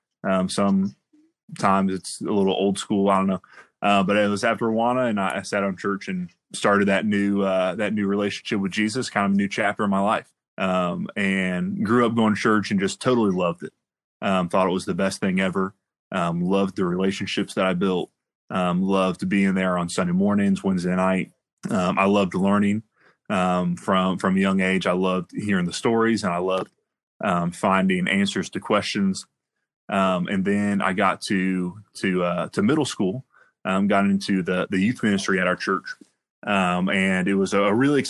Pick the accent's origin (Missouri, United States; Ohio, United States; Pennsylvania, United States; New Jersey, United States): Ohio, United States; Miamisburg; also born or lived in Trotwood; I grew up in Miamisburg, Viking, born and raised